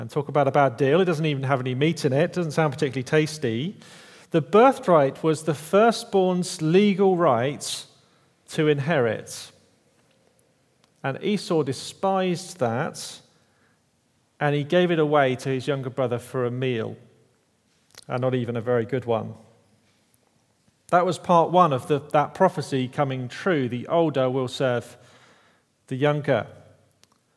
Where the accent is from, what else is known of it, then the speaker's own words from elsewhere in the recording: Kent, South East England, United Kingdom; moved away; Back where I'm from, I'm from Kent, the sort of southeast corner of England, the Garden of England